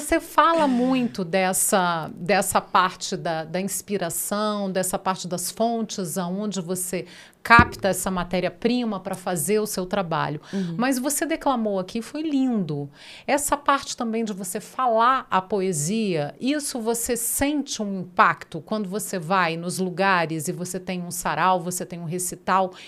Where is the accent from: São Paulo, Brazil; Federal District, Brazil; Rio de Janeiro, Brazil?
Federal District, Brazil; Brasília; E a gente que é daqui sabe que tem.